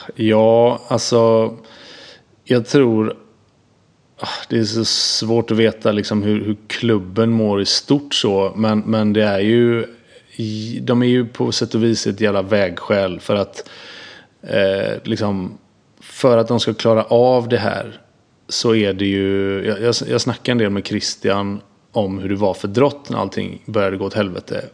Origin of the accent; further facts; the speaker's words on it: Gothenburg, Västra Götaland, Sweden; jag är uppvuxen med RIK i Göteborg